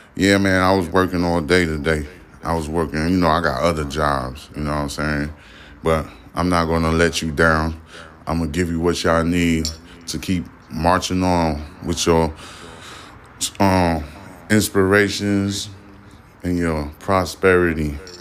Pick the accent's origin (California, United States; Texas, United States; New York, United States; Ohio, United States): New York, United States; I'm a New Yorker